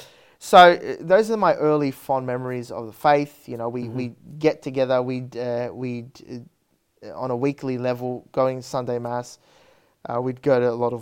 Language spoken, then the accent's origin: English; Parramatta, New South Wales, Australia; I grew up in Parramatta, North Parramatta